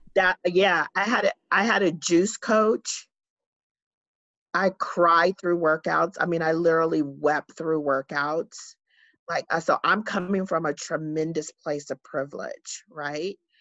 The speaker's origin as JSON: {"language": "English", "town": "San Diego", "region": "California", "country": "United States", "tie": "born or raised there", "said": "I am, um, born and raised in San Diego"}